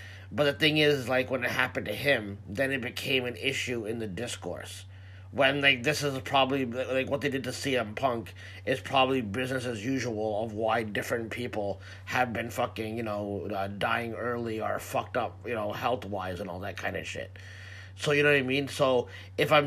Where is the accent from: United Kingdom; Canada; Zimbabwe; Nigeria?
Canada; I'm Canadian